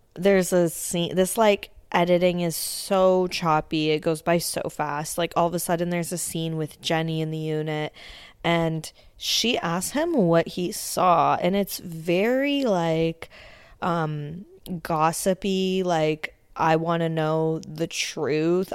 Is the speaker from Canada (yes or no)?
yes; Canada; also born or lived in Ontario; being a Canadian that lives in Ontario